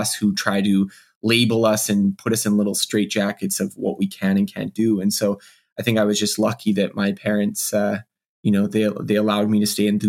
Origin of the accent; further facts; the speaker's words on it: Canada; I am Canadian